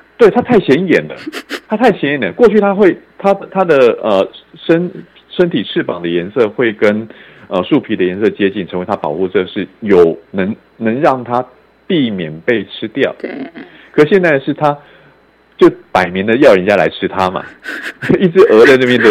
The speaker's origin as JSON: {"language": "Chinese", "region": "Kaohsiung", "country": "Taiwan", "tie": "born or raised there", "said": "我的老家高雄市，以前是高雄县，现在把它县市合并之后变高雄市"}